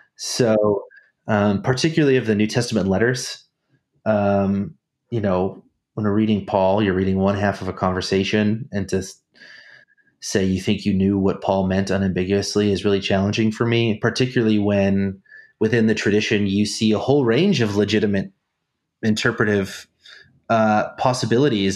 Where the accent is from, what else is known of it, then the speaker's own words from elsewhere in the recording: Snohomish, Washington, United States; moved away as an adult; also born or lived in Germany; I'm from Snohomish, Washington.